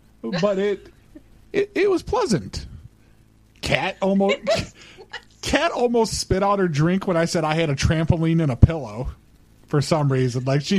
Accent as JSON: {"language": "English", "region": "Utah", "country": "United States", "said": "We're from Utah. We're Mormons."}